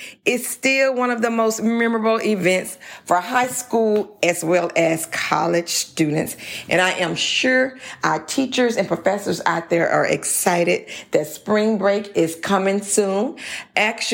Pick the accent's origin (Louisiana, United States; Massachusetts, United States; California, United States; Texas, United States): Louisiana, United States